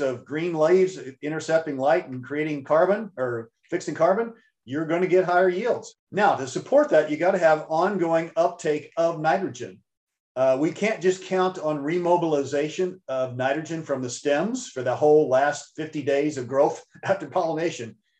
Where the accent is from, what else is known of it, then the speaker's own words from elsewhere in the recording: Missouri, United States; when I was a kid growing up in Missouri